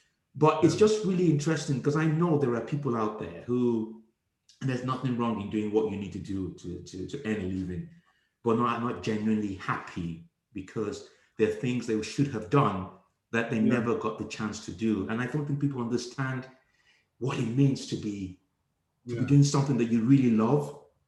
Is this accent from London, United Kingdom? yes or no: no; Liverpool, North West England, United Kingdom; born there; So I was born in Liverpool. I went back at the age of 5 and then came back at the age of 15.